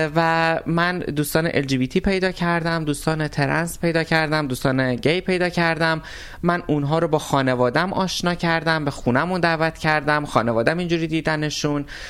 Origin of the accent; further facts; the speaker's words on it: Tabriz, East Azerbaijan, Iran; من آذری هستم این وسط تبریزی هستم